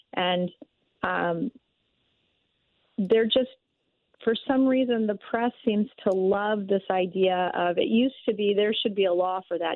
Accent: Texas, United States; moved away as an adult; now in Missouri, United States; I grew up in Texas

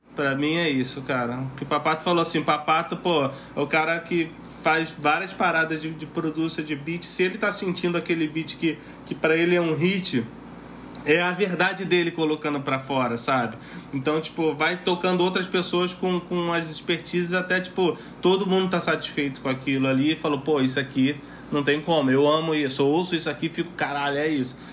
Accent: Rio de Janeiro, Brazil; Eu sou de Bangu, sou de Cubanidade.

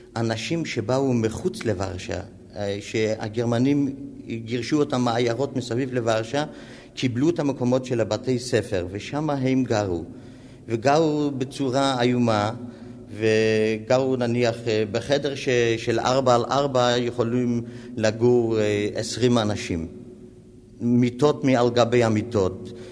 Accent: Warsaw, Masovian Voivodeship, Poland; moved away; זה היה רחוב נבוליפקי, 62, שם נולדתי. שם גם הלכתי לבית ספר ברחוב הזה, ומשם גם אה, גדלתי

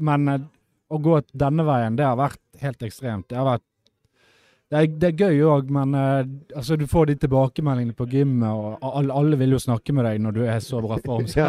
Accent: Bergen, Vestland, Norway; jeg er jo fra Bergen

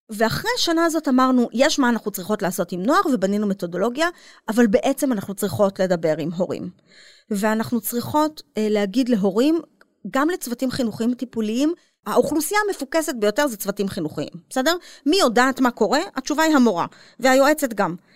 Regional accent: Israel; אני גדלתי במין מקום אשכנזי אה, מרובע כזה, את יודעת, אה, אליטה ישראלית, אה, עם, של דוקטורים כזה.

